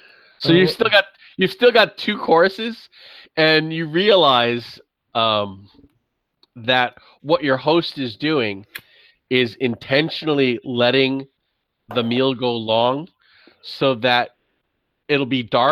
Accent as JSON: {"language": "English", "region": "New York", "country": "United States", "said": "I'm from New York"}